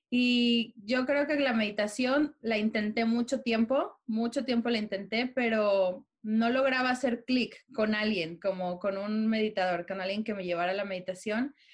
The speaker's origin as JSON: {"language": "Spanish", "country": "Mexico", "moved": "as an adult", "lives_now": "London, United Kingdom", "said": "somos una familia mexicana, orgullosamente mexicanos, pero por azares del destino, ahorita estamos viviendo en Londres."}